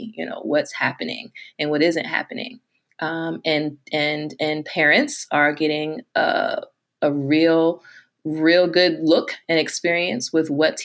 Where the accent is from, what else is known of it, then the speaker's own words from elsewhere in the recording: United States; my American self